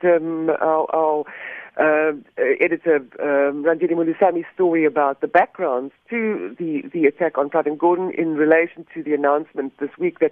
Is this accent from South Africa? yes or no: yes; South Africa; We as the South African public, as the citizens of South Africa, of a free democratic country